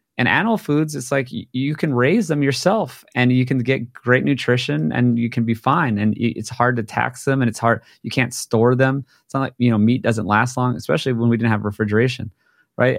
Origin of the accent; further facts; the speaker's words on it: Hawaii, United States; I grew up in Hawaii